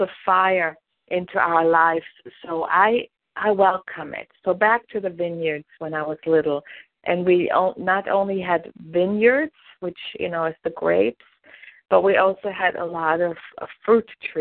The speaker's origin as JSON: {"language": "English", "country": "Germany", "tie": "born or raised there", "moved": "yes", "said": "I grew up in Germany and our family had vineyards"}